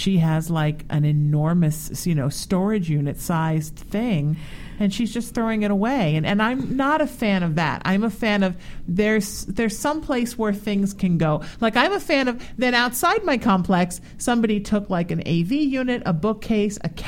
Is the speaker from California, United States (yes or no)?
yes; Huntington Beach, California, United States; Well, I grew up in Huntington Beach